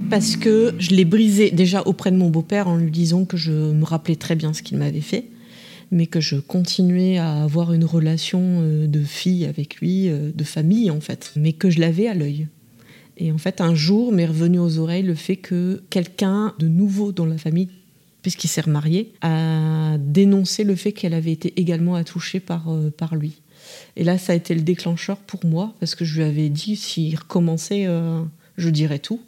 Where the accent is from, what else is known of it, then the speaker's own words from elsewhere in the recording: Bourges, Centre-Val de Loire, France; je suis originaire de Bourges